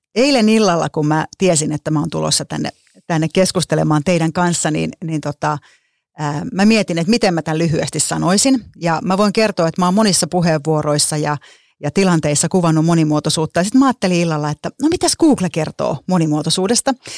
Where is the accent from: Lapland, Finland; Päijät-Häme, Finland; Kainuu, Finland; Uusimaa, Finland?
Päijät-Häme, Finland; Lahti; Mä oon kotoisin Lahesta huomatkaa ilman d niin kuin lahtelaiset ei osaa d käyttää